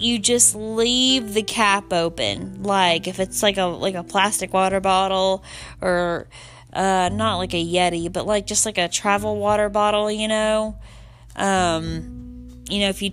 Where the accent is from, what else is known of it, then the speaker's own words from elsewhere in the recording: the South, United States; I'm from the South